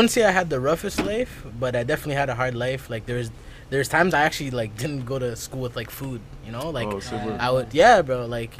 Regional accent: Ottawa, Ontario, Canada; Yes. Born and raised.

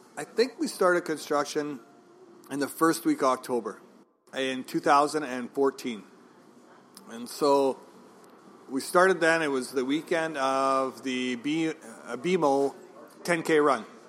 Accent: Regina, Saskatchewan, Canada; moved away as an adult; now in Kelowna, Canada; Well, I come from Regina, Saskatchewan. I was born and raised there, so I was 28 years old.

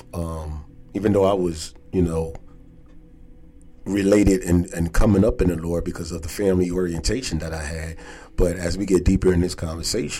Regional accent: Philadelphia, Pennsylvania, United States; originally from Philadelphia. Born and raised

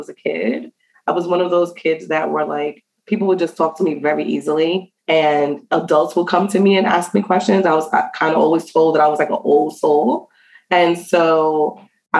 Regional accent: New York City, New York, United States; also born or lived in Antigua; I was raised in the Bronx. So I'm from New York City

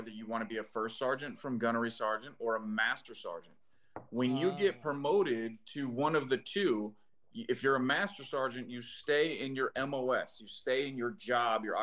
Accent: Fort Lauderdale, Florida, United States; I'm born and raised in Fort Lauderdale, Florida.

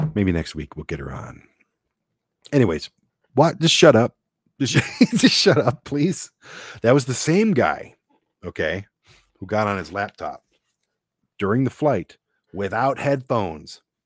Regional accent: Detroit, Michigan, United States; growing up in Detroit

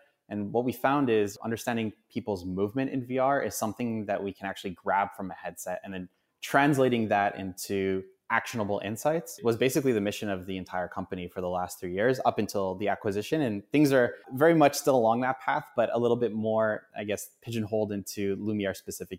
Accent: Canada; Being obviously a Canadian hockey fan

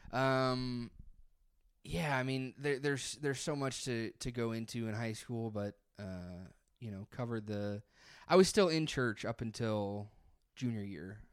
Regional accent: near Hillsboro, Missouri, United States; also born or lived in Columbia, Missouri / Springfield, Missouri / Chicago, Illinois; now in St. Louis, United States; Hillsborough was, like, twenty-five minutes from my hometown

